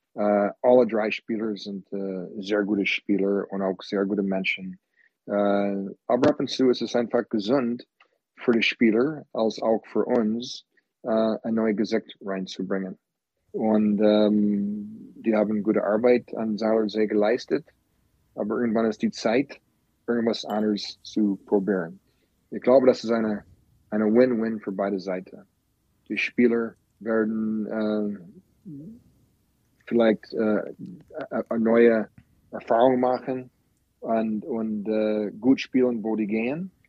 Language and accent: German; Green Bay, Wisconsin, United States; German is a second language; moved away; also born or lived in Florida; Ich komme aus Green Bay, Wisconsin